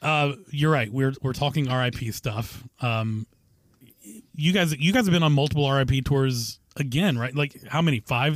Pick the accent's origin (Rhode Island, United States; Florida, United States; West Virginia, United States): West Virginia, United States; born or raised there